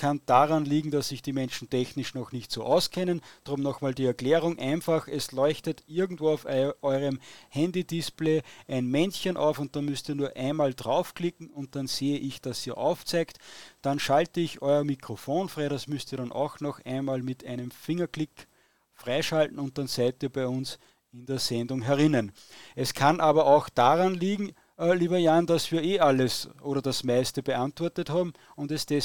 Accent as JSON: {"language": "German", "country": "Austria", "said": "Und da muss ich als Österreicher natürlich sagen, in Österreich gibt es keine Korruption."}